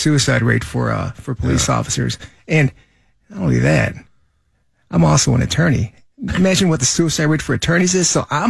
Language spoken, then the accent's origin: English; Chicago, Illinois, United States; I grew up in Rogers Park. We have a lot of friends and family out there. Yes. Went to school out there.